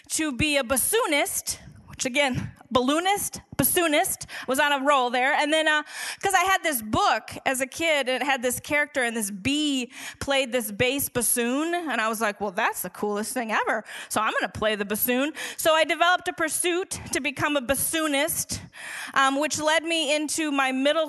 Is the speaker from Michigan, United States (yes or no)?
no; St. Paul, Minnesota, United States; moved away; I grew up in St. Paul, Minnesota